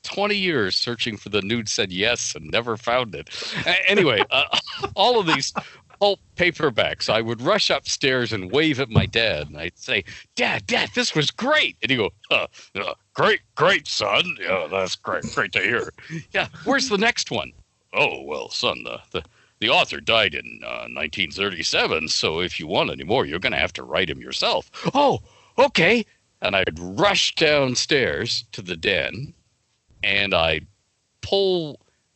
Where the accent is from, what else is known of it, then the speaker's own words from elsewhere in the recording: Toronto, Ontario, Canada; I grew up in Don Mills